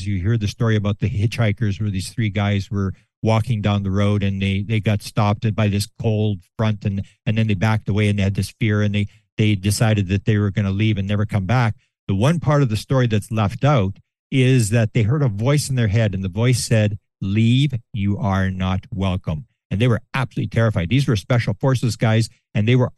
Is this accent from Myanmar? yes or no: no; Canada; I'm from Canada